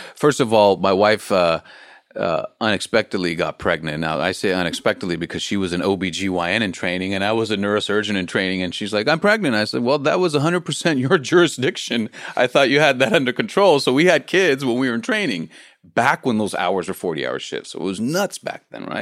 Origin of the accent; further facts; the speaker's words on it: Los Angeles, California, United States; I'm from the States and I'm from Los Angeles